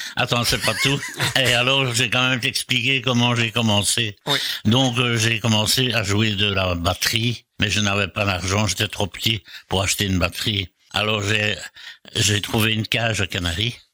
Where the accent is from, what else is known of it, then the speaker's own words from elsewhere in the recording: Brussels, Brussels-Capital Region, Belgium; Macapet Saint-Lambert, c'est là où j'ai passé toute mon enfance